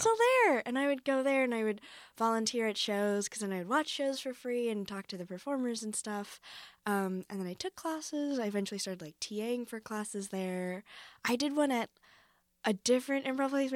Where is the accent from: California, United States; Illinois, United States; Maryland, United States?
California, United States; Foster City; now in New York City, United States; I am from Foster City, which is a small town